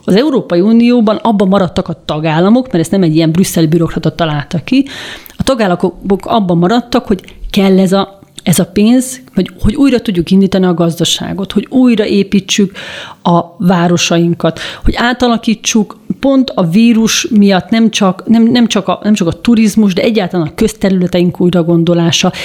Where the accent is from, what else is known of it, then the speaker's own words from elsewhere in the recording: Budapest, Hungary; én, mint budapesti lakos